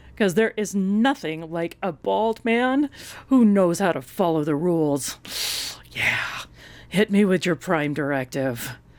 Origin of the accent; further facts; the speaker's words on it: Colorado, United States; I am from Colorado